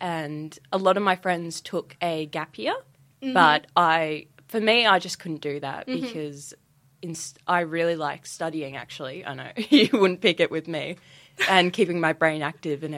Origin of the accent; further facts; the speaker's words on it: Melbourne, Victoria, Australia; moved away as an adult; now in St Andrews, United Kingdom; from Melbourne, Australia